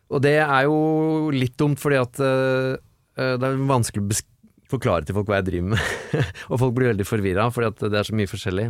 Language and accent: Norwegian; Oslo, Norway; Jeg kommer fra Tåsen